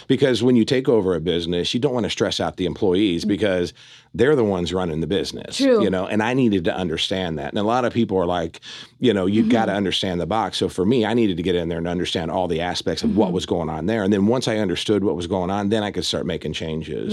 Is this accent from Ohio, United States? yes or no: yes; Fairfield, Ohio, United States; moved away as an adult; also born or lived in Cincinnati, Ohio; now in Las Vegas, United States; I grew up in a small town in uh, Ohio called Fairfield, Ohio, right between oh, Dayton nice. and Cincinnati